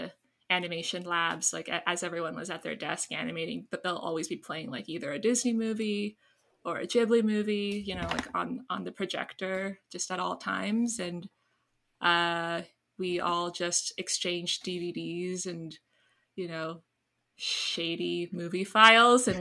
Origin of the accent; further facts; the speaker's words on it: Canada; So I grew up in Canada